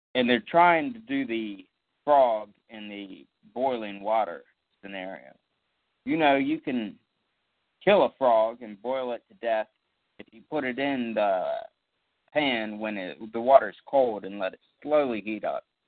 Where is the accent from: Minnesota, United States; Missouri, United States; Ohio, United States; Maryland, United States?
Maryland, United States; Southern; my hometown of Southern Maryland